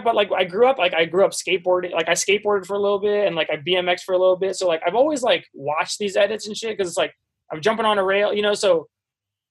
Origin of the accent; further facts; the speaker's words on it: suburbs of Washington, D.C., Maryland, United States; moved away as an adult; I grew up in Maryland, like right outside Washington, D.C. So like suburbs of D.C.